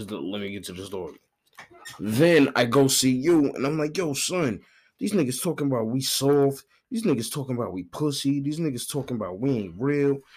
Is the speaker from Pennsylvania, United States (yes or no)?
no; Brooklyn, New York, United States; I'm from Brooklyn.